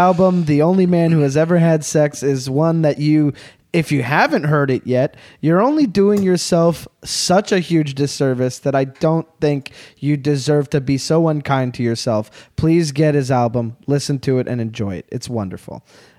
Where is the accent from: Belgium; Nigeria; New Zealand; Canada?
Canada; I'm a Canadian comic